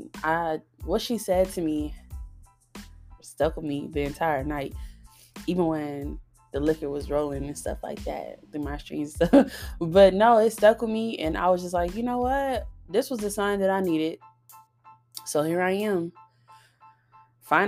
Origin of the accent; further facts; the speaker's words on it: Long Beach, California, United States; also born or lived in Nevada; now in Texas, United States; I'm from California. I grew up in both California and Nevada. I'm from Long Beach, California, to be exact.